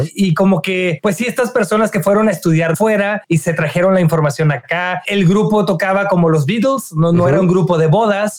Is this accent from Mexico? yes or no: yes; Reynosa, Tamaulipas, Mexico; yo soy de, de Reynosa